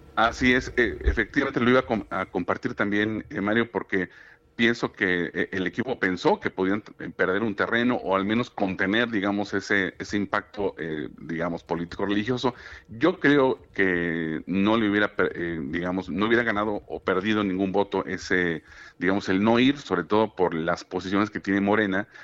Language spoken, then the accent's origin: Spanish; Mexico; también católica como la nuestra, como México